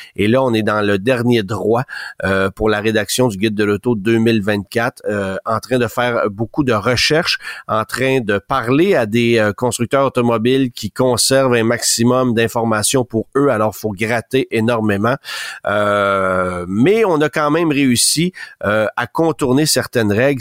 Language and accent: French; Canada; chez nous au Canada